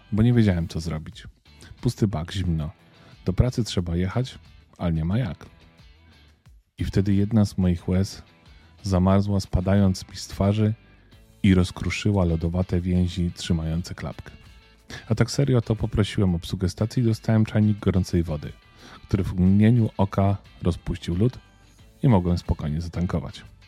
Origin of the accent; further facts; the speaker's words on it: Lesser Poland, Poland; jestem z Małopolski